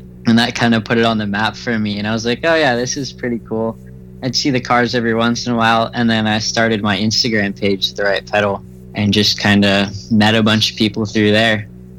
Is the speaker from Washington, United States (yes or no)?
yes; Olympus Rally area, Washington, United States; I'm actually very local to Olympus. Like, it is in my hometown.